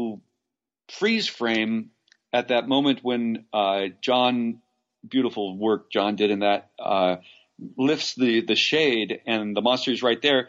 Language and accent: English; Los Angeles, California, United States; I raised in L.A.